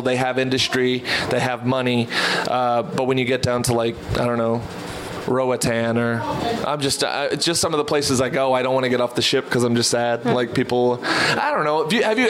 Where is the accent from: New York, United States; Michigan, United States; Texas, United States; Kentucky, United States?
Texas, United States; So, but yeah, I'm from Texas and perform all over.